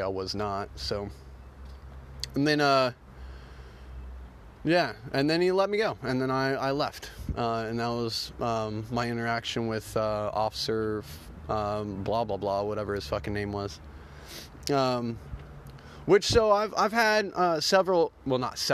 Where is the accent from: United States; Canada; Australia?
United States; Oklahoma; I'm from Oklahoma.